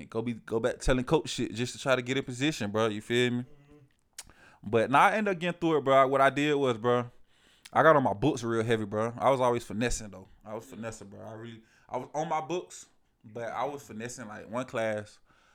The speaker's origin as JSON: {"language": "English", "town": "Atlanta", "region": "Georgia", "country": "United States", "moved": "yes", "said": "I'm coming from Georgia"}